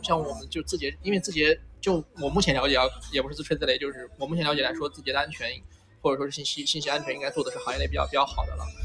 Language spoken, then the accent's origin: Chinese; Xinjiang, China; moved away; 我父母都在新疆嘛嗯。对。就是我小的时候其实从小一直在新疆生活